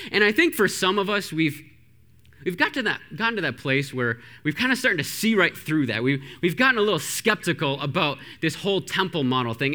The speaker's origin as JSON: {"language": "English", "country": "Canada", "tie": "born or raised there", "said": "I grew up in Canada."}